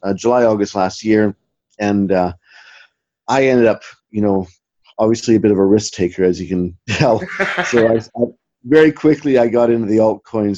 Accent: Western Canada, Canada; moved away as an adult; now in Scotland, United Kingdom; I came from originally from Canada, Western Canada, but I put on a backpack about 20 years ago. Ended up in Scotland about 18 years ago

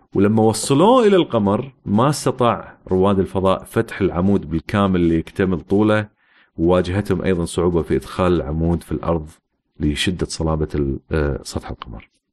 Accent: Kuwait; also born or lived in United States / United Kingdom; احنا مثلا عندنا في الكويت

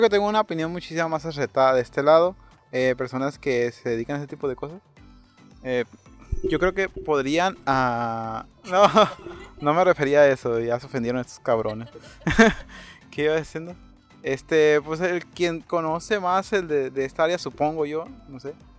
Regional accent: Mexico; somos mexicanos

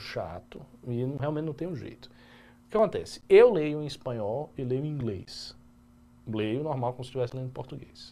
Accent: Bahia, Brazil; eu que sou baiano, eu não sou nem carioca nem paulista

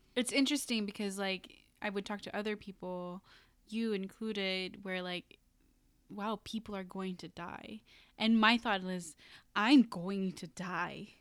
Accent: Philippines; moved away; I went to the Philippines, and once I arrived in my hometown

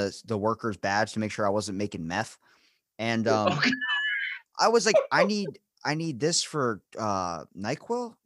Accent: Maryland, United States; I'm from Maryland

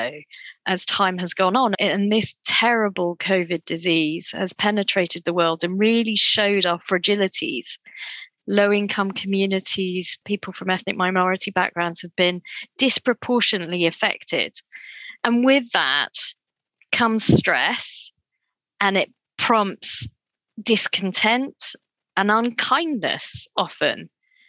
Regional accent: Cambridge, East of England, United Kingdom; also born or lived in Durham; I grew up in a little town north of London called Cambridge, with my parents migrated to the United Kingdom from Kenya and Tanzania in 1967. And I was born here.

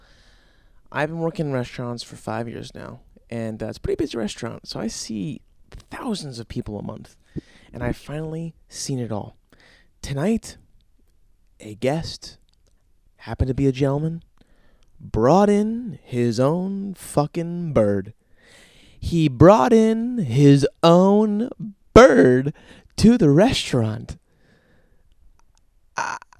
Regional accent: New Jersey, United States; I'm from Jersey.

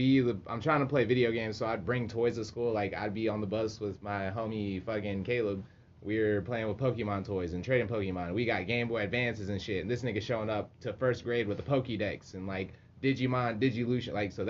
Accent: Oklahoma, United States; I'm from Oklahoma, where the Bible is.

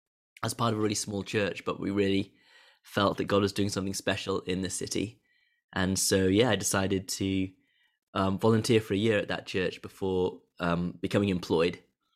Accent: Hong Kong; also born or lived in Wales; But I was born in Wales, but I've spent over half my life growing up and working in Hong Kong, where I originally went out there to do law.

